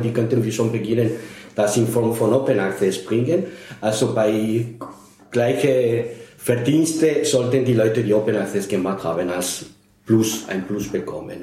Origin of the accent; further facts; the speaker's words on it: Spain; now in Austria; Ich bin in Spanien geboren, aber schon seit 40 Jahren in Österreich.